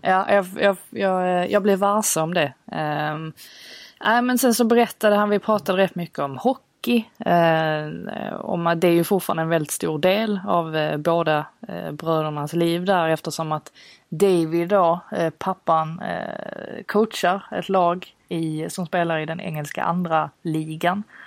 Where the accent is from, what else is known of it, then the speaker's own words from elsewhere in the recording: Sweden; jag var svensk